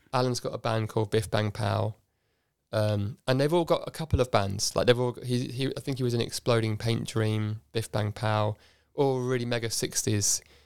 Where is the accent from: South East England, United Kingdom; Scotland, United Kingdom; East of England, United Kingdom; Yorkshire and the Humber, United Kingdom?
South East England, United Kingdom; Oxford; also born or lived in Cardiff, Wales; I grew up in a suburb called Headington.